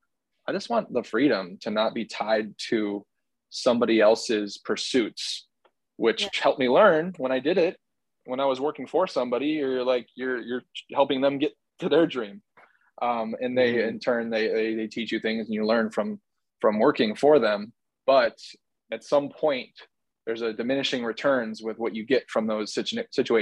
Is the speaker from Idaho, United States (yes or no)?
no; Chicago, Illinois, United States; growing up in Chicago